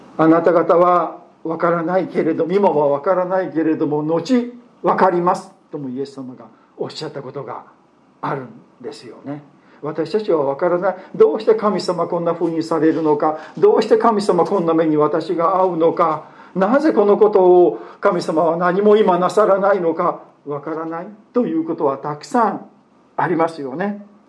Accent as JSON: {"language": "Japanese", "country": "Japan", "tie": "born or raised there", "said": "この日本という国に生まれてきた"}